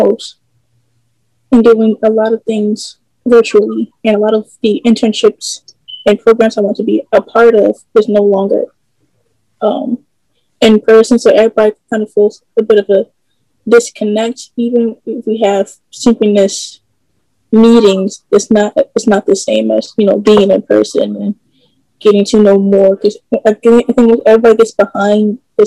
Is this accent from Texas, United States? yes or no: no; Philadelphia, Pennsylvania, United States; I am from the Philadelphia area. I still live here